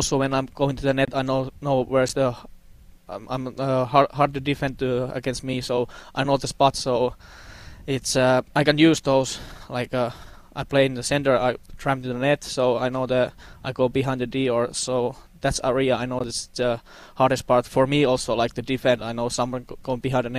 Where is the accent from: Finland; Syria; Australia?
Finland; English is a second language; moved away as an adult; also born or lived in Russia / Sweden; now in Las Vegas, United States; I'm from Finland